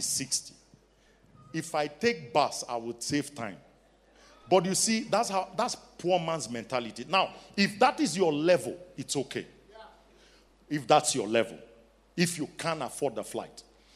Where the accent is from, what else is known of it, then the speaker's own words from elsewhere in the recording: Nigeria; now in South Africa; I'm Nigerian